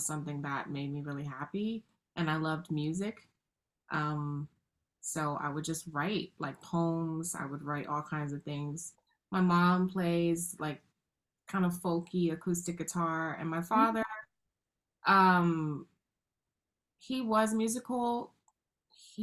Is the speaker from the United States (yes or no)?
yes; New York City, New York, United States; I grew up in the South Bronx in the 80s